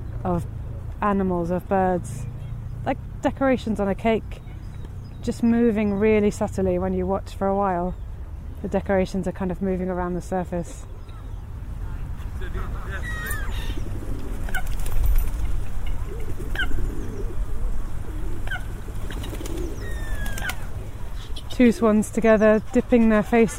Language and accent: English; London, United Kingdom; I grew up in London